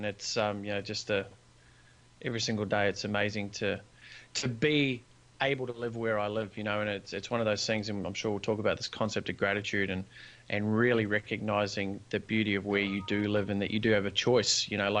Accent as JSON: {"language": "English", "country": "New Zealand", "tie": "born or raised there", "moved": "as an adult", "lives_now": "Gold Coast, Australia", "said": "I grew up in New Zealand, but I'm currently residing in the sunny Gold Coast of Australia."}